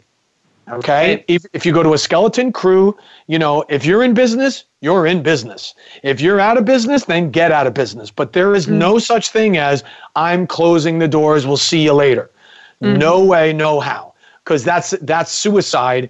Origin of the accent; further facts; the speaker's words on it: New Jersey, United States; I'm from New Jersey